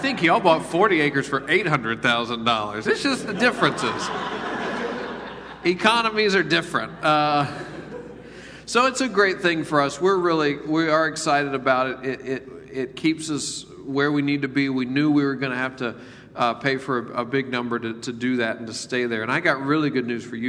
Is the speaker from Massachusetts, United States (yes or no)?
no; Memphis, Tennessee, United States; moved away; I decided to live in the poorest part of my hometown, Memphis, Tennessee